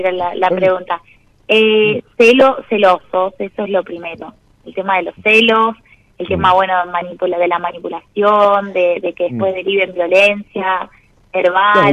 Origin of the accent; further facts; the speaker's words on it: Arequito, Santa Fe, Argentina; moved away; also born or lived in Buenos Aires; Soy de Arequito, Santa Fe